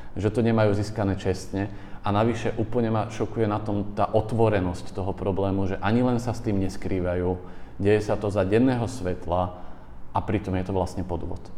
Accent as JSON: {"language": "Slovak", "area": "Orava", "region": "Žilina Region", "country": "Slovakia", "also_born_or_lived": "Bratislava", "moved": "as an adult", "said": "ja som z Oravy"}